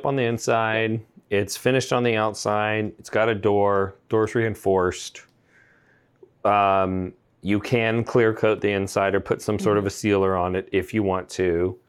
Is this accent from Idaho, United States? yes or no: no; Texas, United States; I'm from Texas